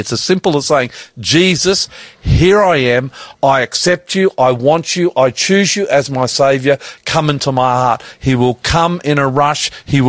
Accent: Australia; Now, I'm an Australian

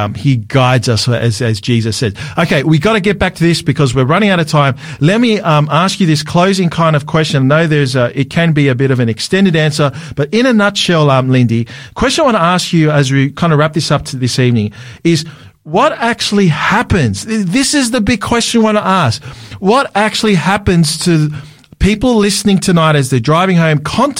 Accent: Sydney, New South Wales, Australia; I'm from Sydney, so living in Sydney.

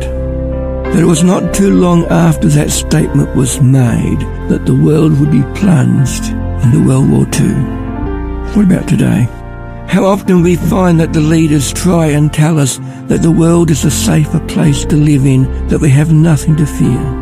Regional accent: Ballarat, Victoria, Australia; I'm from Ballarat

